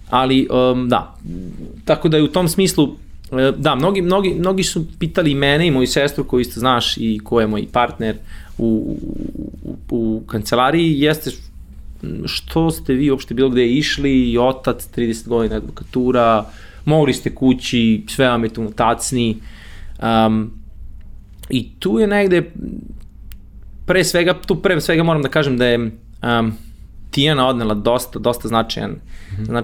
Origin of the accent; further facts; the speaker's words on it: Novi Sad, Vojvodina, Serbia; moved away as an adult; also born or lived in United Kingdom; advokat iz Novog Sada, rođen i odrastao u Novom Sadu, osnovna srednja škola, fakultet takođe